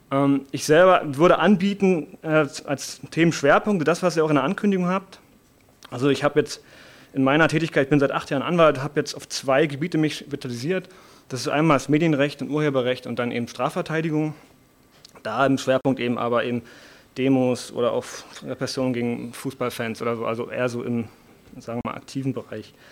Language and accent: German; Potsdam, Brandenburg, Germany; Ich bin aus Potsdam, bin eher aus dem Einzugsbereich Potsdam und Berlin